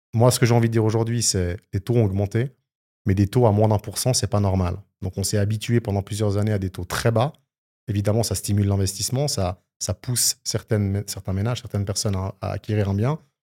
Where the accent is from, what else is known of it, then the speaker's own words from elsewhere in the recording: Switzerland; chez nous en Suisse